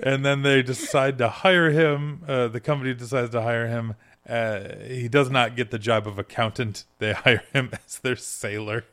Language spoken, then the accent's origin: English; Michigan, United States; moved away; I'm originally from Michigan